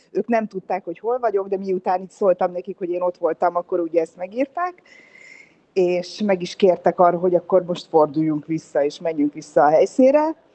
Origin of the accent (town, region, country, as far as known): Budapest, Hungary